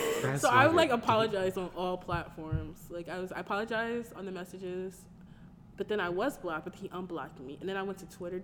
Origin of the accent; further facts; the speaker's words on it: Connecticut, United States; I'm from Connecticut.